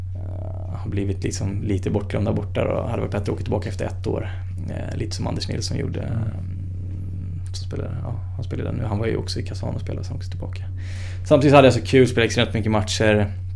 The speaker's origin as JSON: {"language": "Swedish", "country": "Sweden", "said": "här hemma i Sverige"}